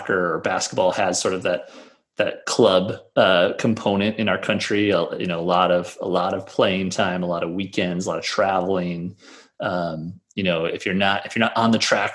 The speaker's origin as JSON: {"language": "English", "town": "Brookings", "region": "South Dakota", "country": "United States", "tie": "born or raised there", "said": "growing up in Brookings, South Dakota, I played multiple sports in a smaller-ish town."}